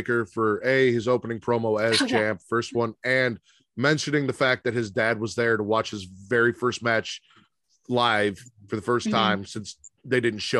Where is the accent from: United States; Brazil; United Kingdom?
United States; Chicago, Illinois; I'm from the Chicagoland area.